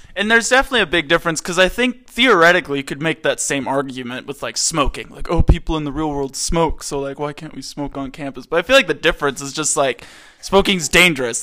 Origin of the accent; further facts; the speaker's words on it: Maryland, United States; moved away; I'm from Maryland, East Coast.